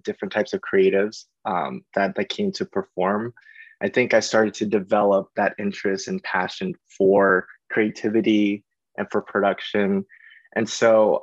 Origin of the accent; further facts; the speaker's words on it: St. Petersburg, Florida, United States; moved away as an adult; now in Los Angeles, United States; I grew up in St. Petersburg, Florida.